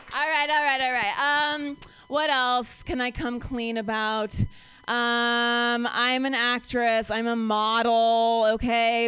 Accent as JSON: {"language": "English", "region": "Ohio", "country": "United States", "moved": "yes", "lives_now": "San Francisco, United States", "said": "I'm from Ohio"}